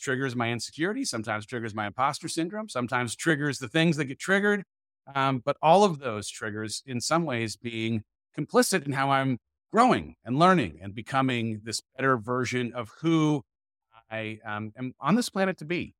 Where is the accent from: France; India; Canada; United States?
United States; California; moved away as an adult; now in Dripping Springs, United States; I moved my family from California, where we'd lived our entire life, to just outside of Austin, Texas, Dripping Springs